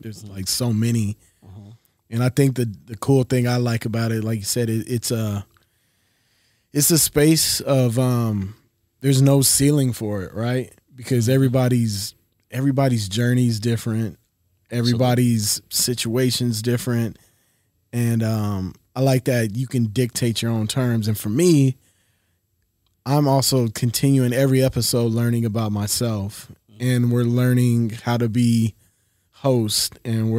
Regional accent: West Virginia, United States; born there; now in Los Angeles, United States; Moved around a lot. Yep. I was born in West Virginia. My father was in the Air Force.

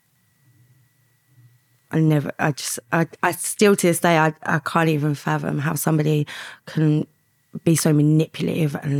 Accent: London, United Kingdom; I grew up in East London, in on an estate

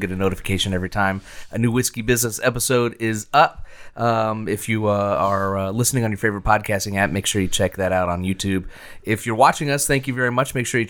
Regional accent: Indiana, United States; Growing up in Indiana, you know, I'm an Indianapolis 500 guy

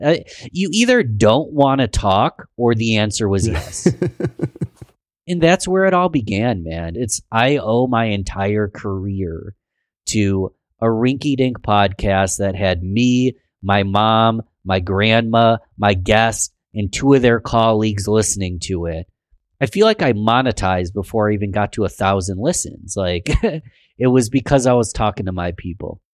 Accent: Rochester, New York, United States; born and raised in Rochester, New York, love my city

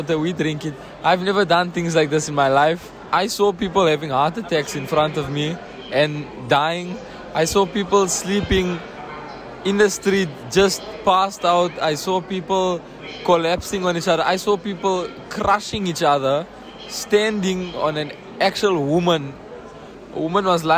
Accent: South Africa; I am from South Africa

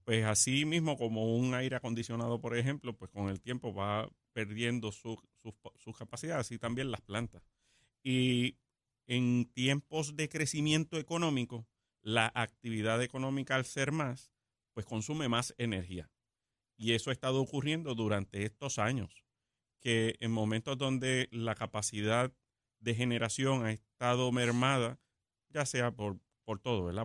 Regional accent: Puerto Rico

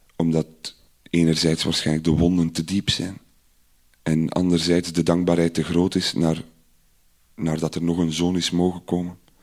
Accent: Idegem, Flanders, Belgium; ik ben opgegroeid in Idergem.

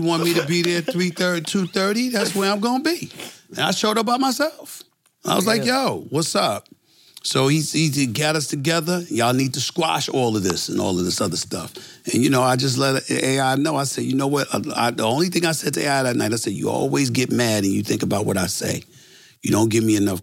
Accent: New York City, New York, United States; I'm from Hollis, Queens. I'm from the streets of New York City

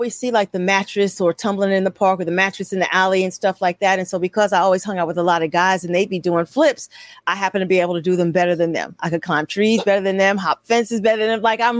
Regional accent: New York City, New York, United States; I'm a girl from Queens, New York City. Grew up in East Elmhurst. Grew up literally

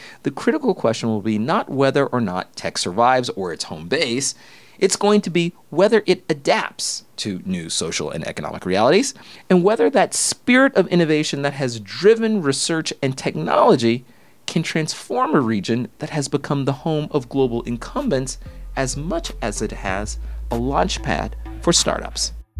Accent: Northwest Arkansas, United States; as a kid from Northwest Arkansas

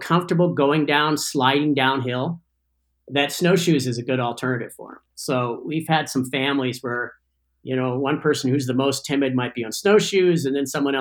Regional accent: California, United States; also born or lived in Ithaca, New York; I grew up in Tahoe

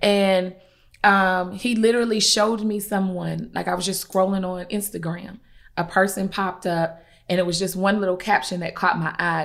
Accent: Columbia, South Carolina, United States; I'm from Columbia, South Carolina

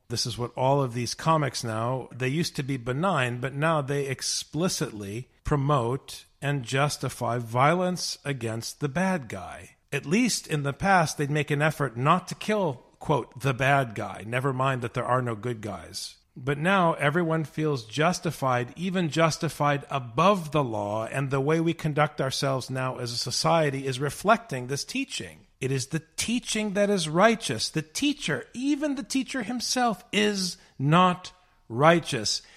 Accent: United States; my American brothers and sisters as an American

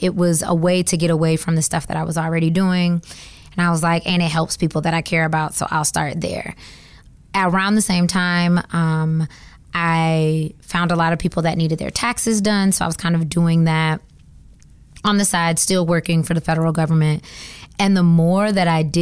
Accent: Georgia, United States; moved away as an adult; also born or lived in Atlanta, Georgia; now in Washington, DC, United States; I am from Georgia

